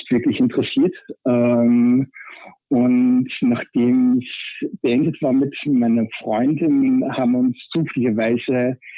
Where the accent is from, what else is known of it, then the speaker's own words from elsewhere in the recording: Vienna, Austria; Ja. Ich komme aus Wien und bin 44 Jahre alt